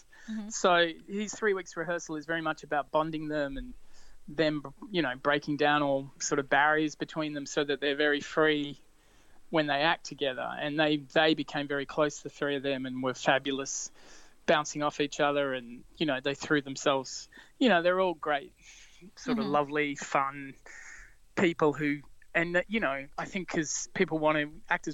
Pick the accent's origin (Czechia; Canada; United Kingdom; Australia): Australia; I'm Australian